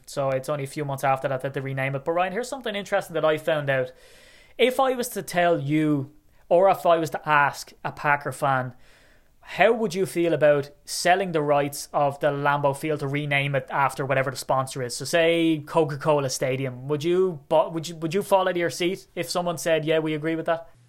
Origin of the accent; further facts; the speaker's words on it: Ireland; I'm Irish